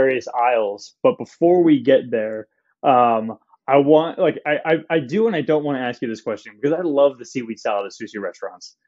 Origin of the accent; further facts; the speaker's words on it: Southern California, United States; I grew up in Southern California near the ocean.